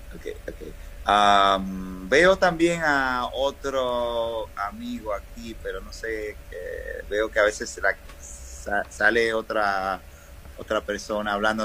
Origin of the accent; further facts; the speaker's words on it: Dominican Republic; also born or lived in New York; Vengo de República Dominicana